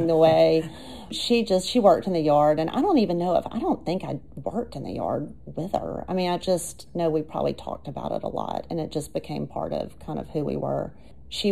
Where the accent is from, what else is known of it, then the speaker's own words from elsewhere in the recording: Anniston, Alabama, United States; grew up in Anniston